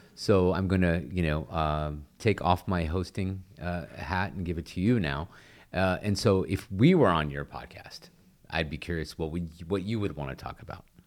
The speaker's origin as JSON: {"language": "English", "region": "Texas", "country": "United States", "tie": "born or raised there", "said": "I'm from Texas, um, born and raised"}